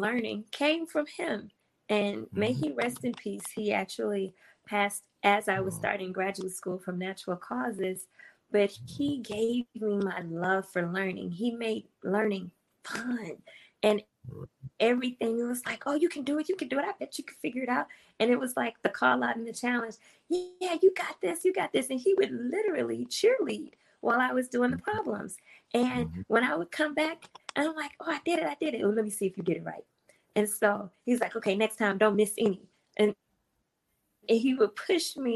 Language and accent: English; St. Louis, Missouri, United States; I grew up in St. Louis in an all black neighborhood.